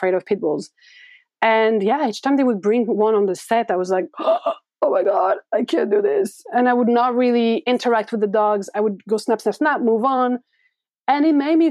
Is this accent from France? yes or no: yes; France; moved away as an adult; now in New York, United States; growing up in France